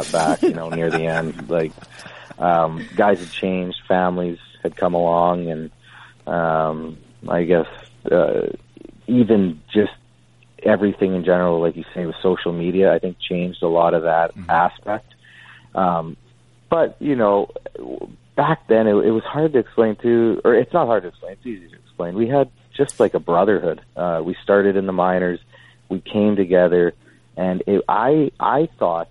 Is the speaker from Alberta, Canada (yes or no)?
yes; Calgary, Alberta, Canada; my hometown